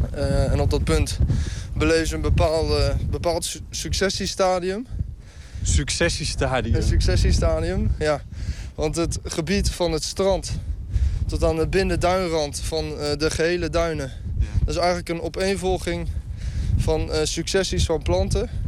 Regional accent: Netherlands; dat dat een resultaat is van menselijke ingrepen en natuur... waar we als Nederlanders heel groot in zijn.

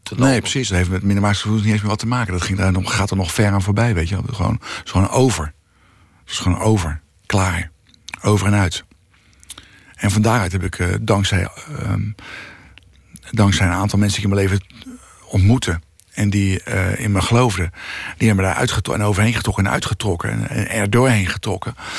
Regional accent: The Hague, South Holland, Netherlands; ik ben opgegroeid in Bezuidenhout

